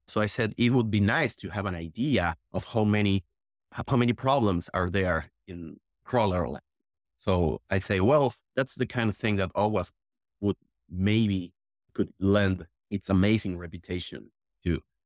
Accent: Argentina; I'm from Argentina

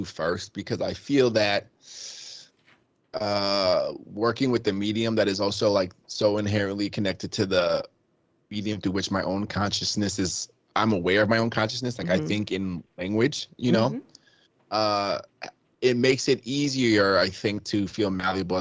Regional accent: Rockland County, New York, United States; also born or lived in Queens, New York; I was born in Queens and I moved to Rockland County

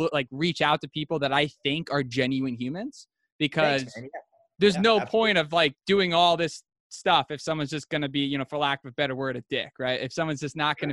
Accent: upstate New York, United States; now in Santa Monica, United States; I'm from upstate New York

